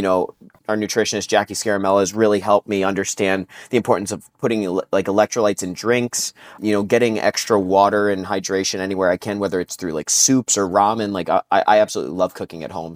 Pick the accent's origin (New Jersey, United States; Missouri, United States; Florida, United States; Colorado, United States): New Jersey, United States; I grew up in New Jersey